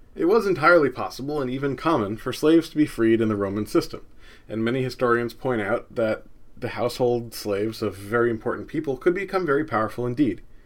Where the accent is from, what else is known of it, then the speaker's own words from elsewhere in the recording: New Jersey, United States; I grew up in New Jersey